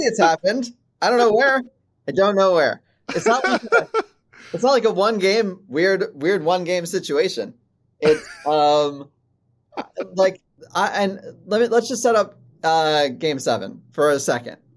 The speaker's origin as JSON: {"language": "English", "region": "Maryland", "country": "United States", "tie": "born or raised there", "said": "I grew up in Maryland."}